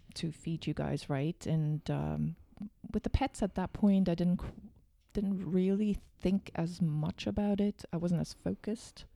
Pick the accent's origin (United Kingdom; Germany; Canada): Germany; moved away; I am from Germany